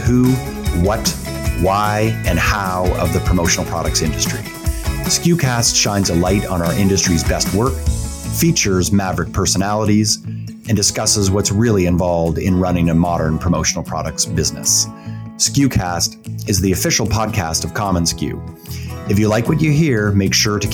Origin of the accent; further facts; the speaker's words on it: Canada; accent: Canadian; my Canadian accent